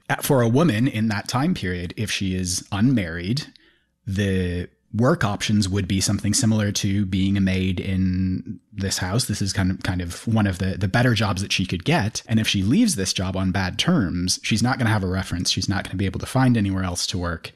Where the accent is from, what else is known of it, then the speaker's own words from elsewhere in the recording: United Kingdom; I'm a British citizen